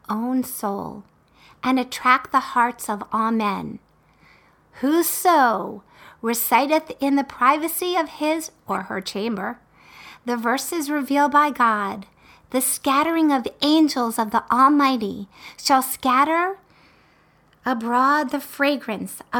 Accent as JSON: {"language": "English", "town": "Baltimore", "region": "Maryland", "country": "United States", "tie": "born or raised there", "said": "I also went to the University of Maryland, and I was born in Baltimore"}